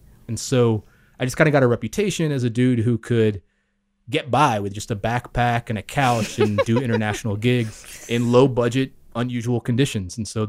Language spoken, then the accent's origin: English; the South, United States; My mom's half Japanese. I'm obviously, because of that, all very mixed culture myself. I grew up in the South here in the U.S.